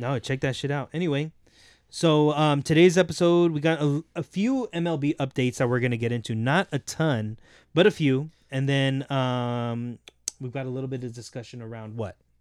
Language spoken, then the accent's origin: English; Southern California, United States; We grew up in Southern California.